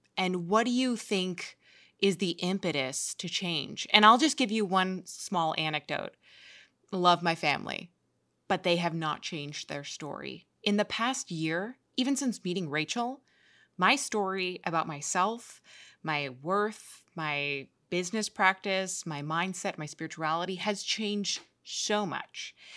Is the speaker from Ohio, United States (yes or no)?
no; New York, United States; I grew up in New York